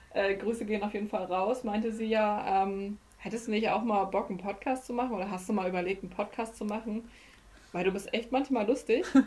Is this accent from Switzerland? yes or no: no; Germany; aber wir kommen ja aus Deutschland